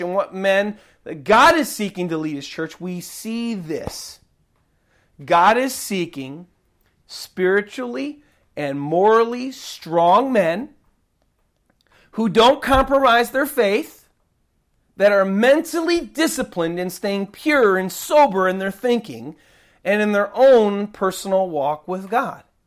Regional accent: United States; I'm an American, and this is what I see here in my country

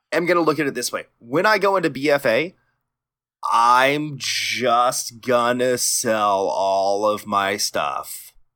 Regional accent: Texas, United States; I'm Texan, so I kinda dropped my D a little bit

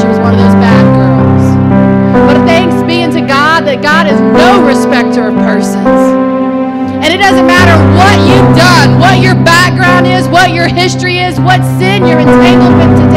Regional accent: Cajun, Louisiana, United States; I'm Cajun. Even in Cajun land, I'm Cajun

